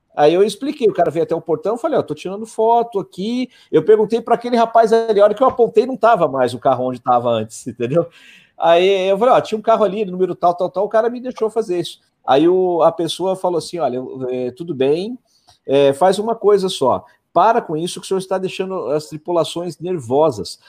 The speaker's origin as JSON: {"language": "Portuguese", "country": "Brazil", "said": "sou do Brasil"}